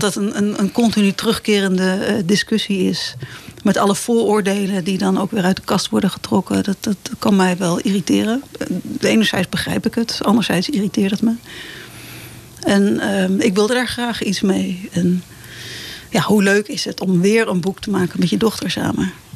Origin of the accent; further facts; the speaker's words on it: Het Gooi, North Holland, Netherlands; moved away; also born or lived in Amsterdam; mijn eigen oude dorp, het dorp waar ik ben opgegroeid, gedeeltelijk dan. Ik was ook al mhm. vroeg weg